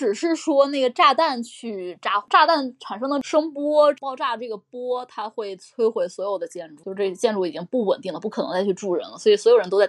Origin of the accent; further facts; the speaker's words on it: China; 对我们中国人来说